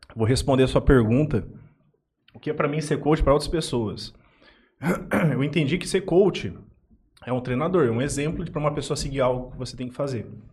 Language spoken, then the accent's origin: Portuguese; Jales, São Paulo, Brazil; also born or lived in Aparecida do Taboado; eu sou natural de Jales, né? Fui criado aqui